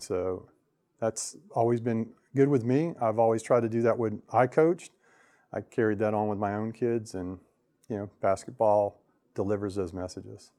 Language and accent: English; Lakeland, Florida, United States; I was born in Polk, born in Lakeland, so I've been here all my life